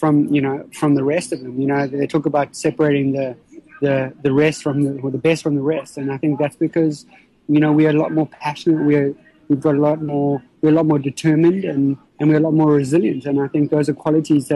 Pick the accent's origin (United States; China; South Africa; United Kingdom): South Africa; growing up in South Africa and living in South Africa